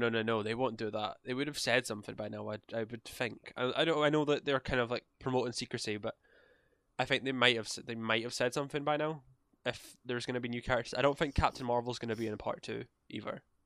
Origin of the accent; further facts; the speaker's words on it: Scotland, United Kingdom; we're Scottish.